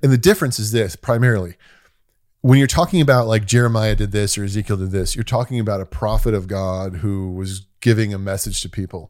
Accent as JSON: {"language": "English", "country": "United States", "said": "being an American"}